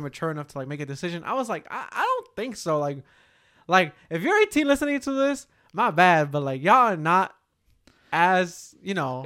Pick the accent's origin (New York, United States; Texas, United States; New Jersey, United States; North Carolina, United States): New Jersey, United States; Newark; we grew up in Newark.